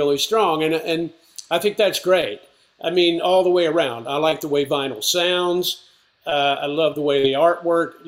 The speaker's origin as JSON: {"language": "English", "town": "Asheville", "region": "North Carolina", "country": "United States", "tie": "born or raised there", "moved": "yes", "lives_now": "New York area, United States", "said": "born and raised in Asheville."}